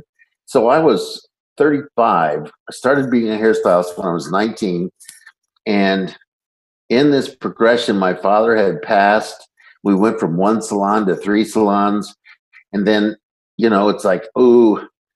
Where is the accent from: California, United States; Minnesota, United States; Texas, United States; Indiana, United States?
Indiana, United States; Northeast; I grew up in Northeast Indiana